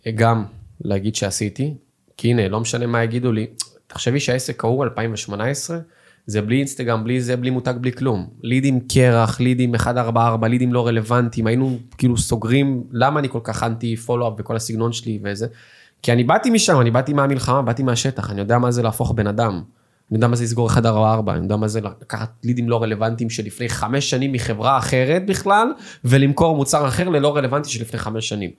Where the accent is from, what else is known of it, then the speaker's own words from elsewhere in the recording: Petah Tikva, Central District, Israel; also born or lived in Russia (born, emigrated at age 5); באיזה שכונה גדלתי, בפג'ה בפתח תקווה